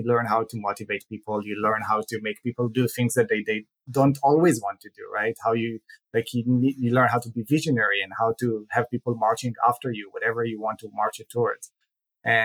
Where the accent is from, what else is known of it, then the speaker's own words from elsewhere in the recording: Israel; now in United States; Born and raised in Israel, I grew up to what I want to say a typical childhood. But after moving to the US